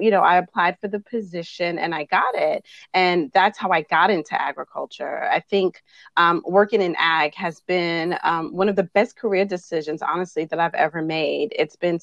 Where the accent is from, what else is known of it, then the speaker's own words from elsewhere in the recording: New York City, New York, United States; moved away as an adult; now in North Carolina, United States; I was born and raised in Brooklyn, New York